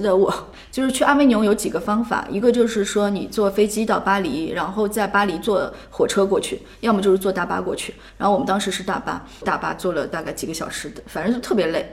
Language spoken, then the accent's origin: Chinese; Shanghai, China; moved away as an adult; also born or lived in Beijing; 我是上海人，我上海戏剧学院毕业之后在上海一直在做剧团